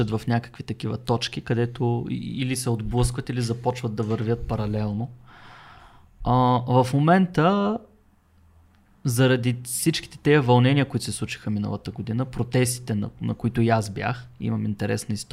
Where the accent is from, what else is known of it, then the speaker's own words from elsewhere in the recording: Bulgaria; винаги съм се гордял, че съм, че съм българин и съм го заявявал много открито